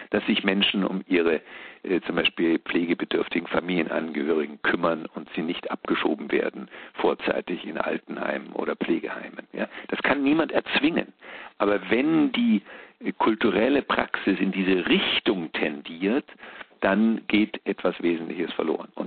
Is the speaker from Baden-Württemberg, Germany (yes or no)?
no; Bavaria, Germany; Es war eine Art preußische Hegemonie, sage ich mal, als Bayer